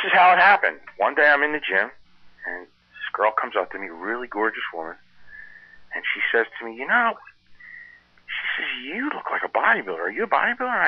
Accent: Philadelphia, Pennsylvania, United States; I'm from Philly.

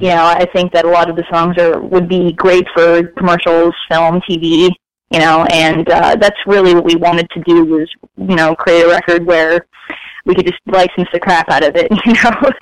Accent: Fort Lauderdale, Florida, United States; moved away as an adult; also born or lived in Staten Island, New York; now in California, United States; I was born in Staten Island, New York, but I spent my formative years in Fort Lauderdale, Florida

